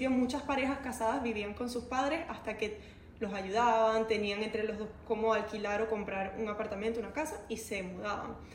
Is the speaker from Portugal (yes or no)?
yes; Portugal; moved away; Esa fue la primera razón por la que yo me vine de Portugal, porque yo tengo mi familia allá, o sea, tenía mis amigos, tenía todo.